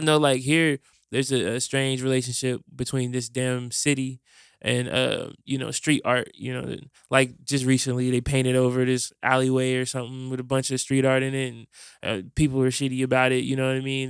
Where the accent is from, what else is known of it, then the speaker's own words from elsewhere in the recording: Fort Wayne, Indiana, United States; now in Indianapolis, United States; I'm from Fort Wayne, and Fort Wayne feels like a, a totally different world